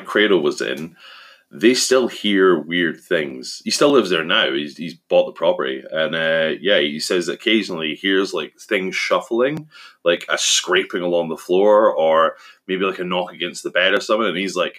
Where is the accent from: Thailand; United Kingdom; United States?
United Kingdom; Scotland; my hometown in Scotland